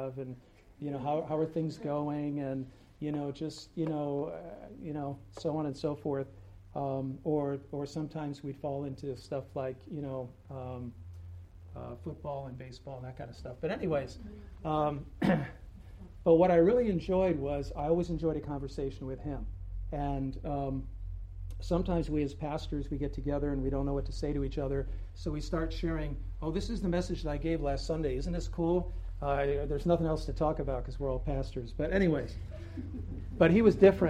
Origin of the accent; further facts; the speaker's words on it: Tolland, Connecticut, United States; also born or lived in New Britain; I grew up in Tolland